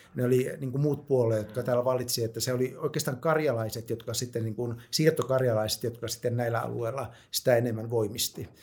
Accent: North Savo, Finland; mä oon sellaiselta alueelta kotoisin Pohjois-Savosta

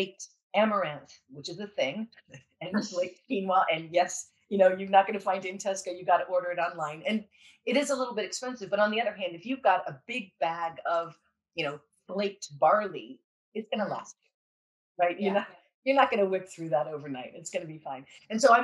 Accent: California, United States; I'm from California

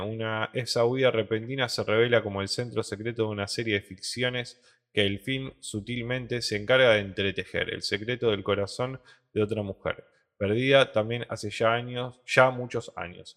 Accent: Rosario, Santa Fe, Argentina; Somos ciudadanos de Rosario

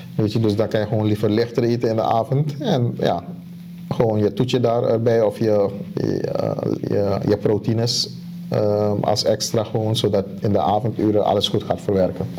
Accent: Suriname; ik kom uit Suriname

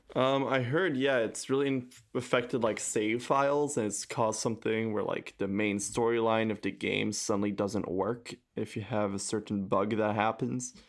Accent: France; I come from France

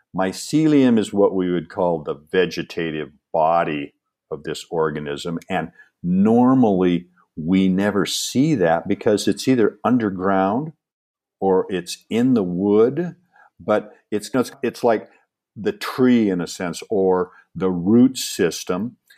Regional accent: Seattle, Washington, United States; when I grew up in Seattle

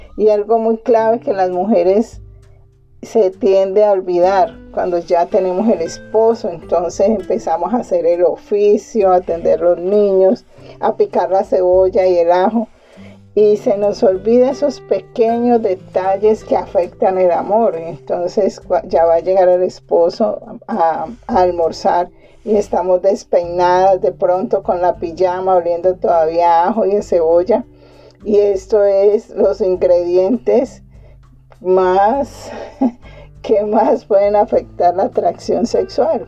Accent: Colombia; aquí en mi país, en Colombia

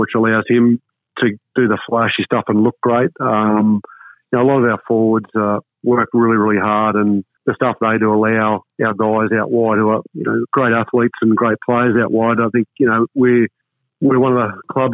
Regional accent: Warwick, Queensland, Australia; I grew up in Warwick

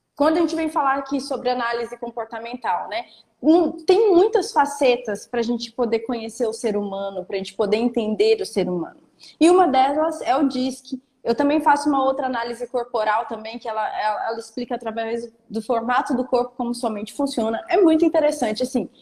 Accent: Porto Seguro, Bahia, Brazil; eu sou de Porto Seguro, eu moro em Porto Seguro, na Bahia

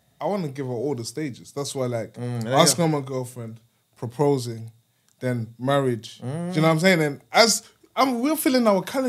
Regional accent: Germany; moved away; When you come to Germany, in my hometown, where I was brought up.

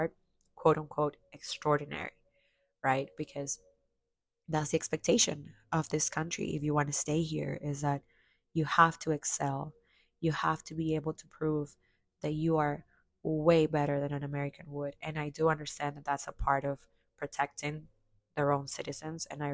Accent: Chiclayo, Lambayeque, Peru; now in United States; I finally got a chance to go to my hometown, which I hadn't gone back to since before the pandemic

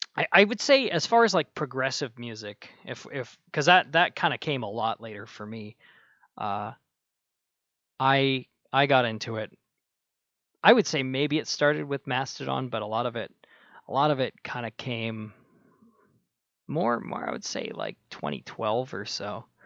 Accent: Minnesota, United States; I was born in Minnesota, uh, freezing, freezing plains

